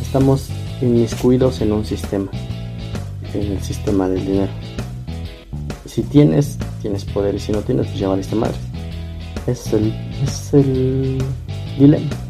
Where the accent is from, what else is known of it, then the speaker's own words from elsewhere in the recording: Mexico; como mexicanos